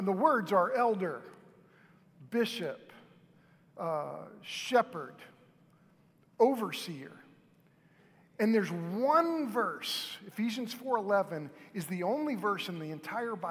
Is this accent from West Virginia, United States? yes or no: no; Moore, Oklahoma, United States; I grew up in Moore, and Moore is right between Norman and Oklahoma City.